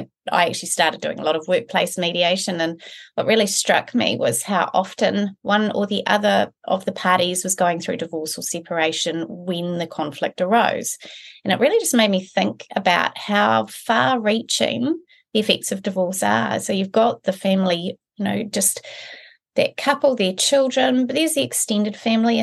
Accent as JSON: {"language": "English", "town": "Blenheim", "region": "Marlborough", "country": "New Zealand", "tie": "born or raised there", "also_born_or_lived": "Christchurch", "moved": "yes", "lives_now": "Auckland, New Zealand", "said": "I'm from Blenheim. It's a little town at the top of our South Island. So Kiwi born and bred"}